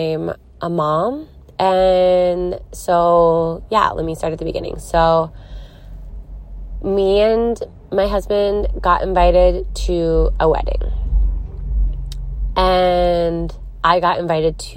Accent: Philadelphia, Pennsylvania, United States; moved away; I'm coming at you from Philadelphia, Pennsylvania. My hometown. Where it all started.

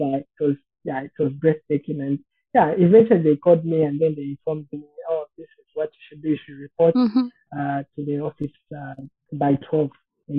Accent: Copperbelt Province, Zambia; I come from Copperbelt.

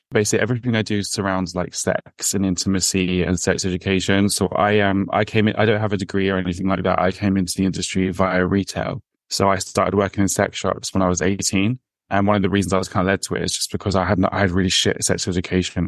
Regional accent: London, United Kingdom; I'm raised in London, but I'm Irish

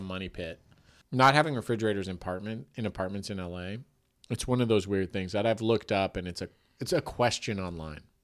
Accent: Tiburon, California, United States; I grew up in Tiburon.

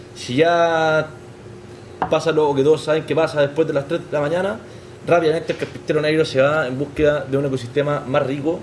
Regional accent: Chile; moved away as an adult; also born or lived in Santiago, Chile; now in Madrid, Spain; soy chileno. Yo vivía en Santiago de Chile, en la capital

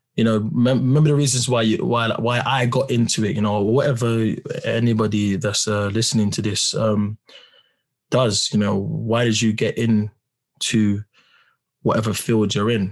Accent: London, United Kingdom; I'm … from Peckham

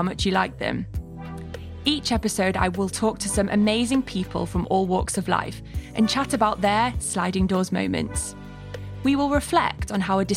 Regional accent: Manchester, North West England, United Kingdom; we're both from Manchester

